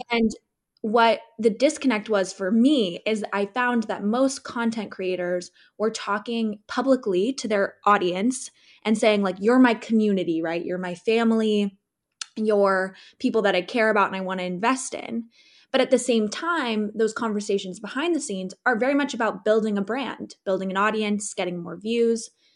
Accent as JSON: {"language": "English", "region": "Southern California", "country": "United States", "tie": "born or raised there", "also_born_or_lived": "Chicago / Seattle", "moved": "as an adult", "said": "I'm born and raised in Southern California"}